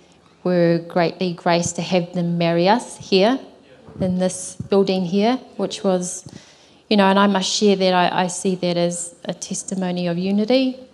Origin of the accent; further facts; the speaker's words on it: New Zealand; growing up on the marae. As whānau